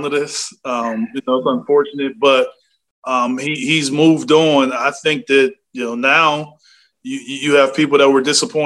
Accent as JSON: {"language": "English", "region": "Ohio", "country": "United States", "tie": "born or raised there", "said": "I'm from Ohio"}